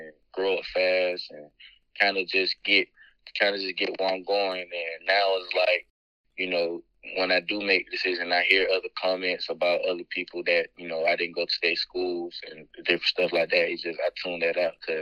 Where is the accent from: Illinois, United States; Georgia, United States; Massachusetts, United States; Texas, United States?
Georgia, United States; Albany; growing up in Albany, growing up in Albany, Georgia, it was a hard time